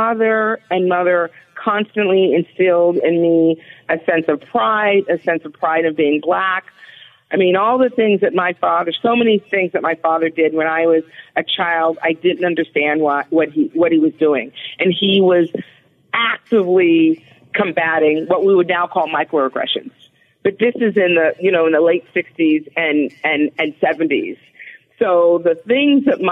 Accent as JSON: {"language": "English", "town": "Los Angeles", "region": "California", "country": "United States", "tie": "born or raised there", "also_born_or_lived": "Philadelphia", "moved": "yes", "said": "I grew up in Los Angeles in a neighborhood"}